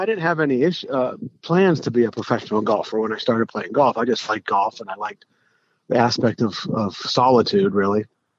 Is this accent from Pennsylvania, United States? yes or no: yes; Greensburg, Pennsylvania, United States; I grew up in Greensburg, 5 miles from Mr. Palmer